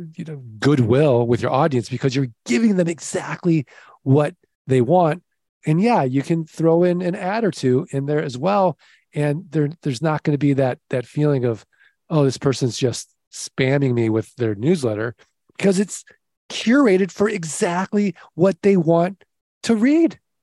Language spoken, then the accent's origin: English; Midwest, United States; accent: Midwestern; my Midwestern accent